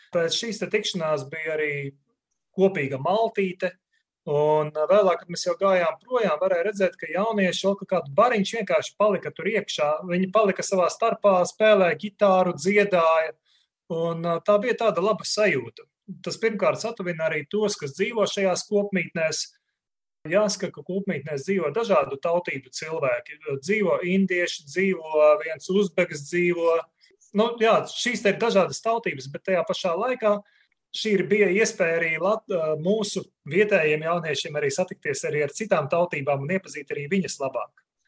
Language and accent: Latvian; Ilūkste, Augšdaugava Municipality, Latvia; now in Riga, Latvia; Es pats nāku no Ilūkstes, un arī Ilūkste bija pirmā vieta, kur jāsaka, es arī pirmo reizi aizgāju uz baznīcu, vēl būdams puika